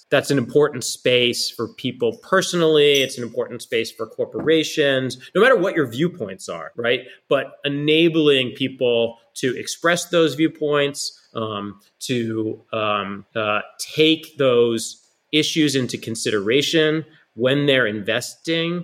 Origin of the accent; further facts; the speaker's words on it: Massachusetts, United States; I grew up in Massachusetts, and I bleed green